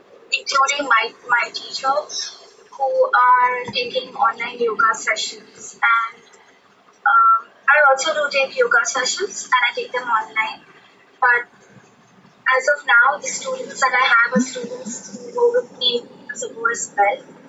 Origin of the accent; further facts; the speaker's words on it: Pune, Maharashtra, India; We come from Pune